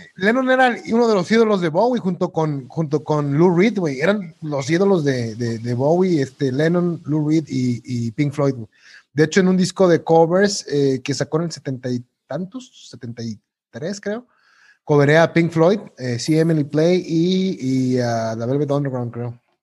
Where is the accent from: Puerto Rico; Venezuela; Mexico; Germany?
Mexico; como mexicano